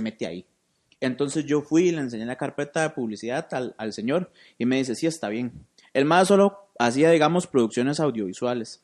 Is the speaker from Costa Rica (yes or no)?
yes; San José, Costa Rica; moved away as an adult; now in Cartago, Costa Rica; yo soy de San José, yo soy de Barrio México